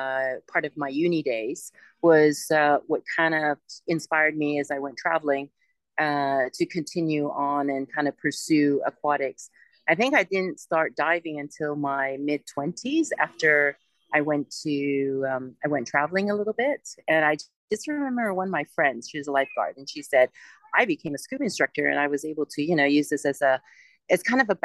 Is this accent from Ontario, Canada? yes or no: no; Vancouver, British Columbia, Canada; moved away as an adult; also born or lived in Hong Kong; now in United Arab Emirates; I was born in Hong Kong, but raised in Canada, in Vancouver. And of course, Vancouver is cold, rainy, you know, a little bit gray. It's not like tropical like the Maldives.